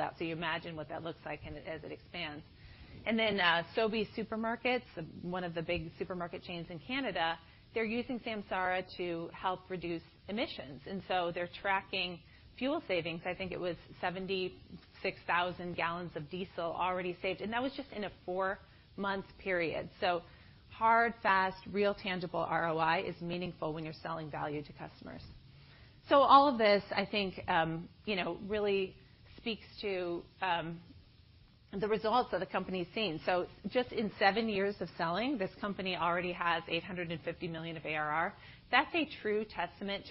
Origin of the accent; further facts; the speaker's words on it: Iowa, United States; moved away; I'm originally from Iowa